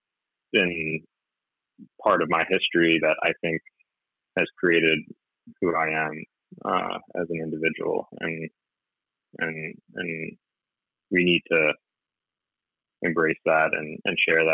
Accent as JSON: {"language": "English", "region": "New Jersey", "country": "United States", "tie": "born or raised there", "said": "Growing up in New Jersey, I had cousins who weren't like blood cousins"}